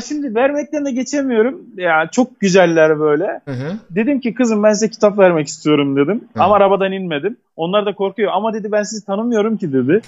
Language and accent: Turkish; Kahramanmaraş, Turkey; also born or lived in Istanbul; Elbistan bizim Maraş'ımızın bir ilçesi